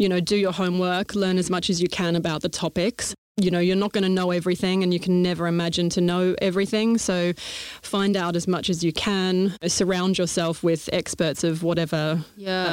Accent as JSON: {"language": "English", "town": "Melbourne", "region": "Victoria", "country": "Australia", "tie": "born or raised there", "moved": "as an adult", "lives_now": "London, United Kingdom", "said": "I'm obviously Australian. Maybe it's not that obvious, but I definitely am from Melbourne, Australia. Moved over to London early 2004. So prior to that, living in Australia, grew up on a farm"}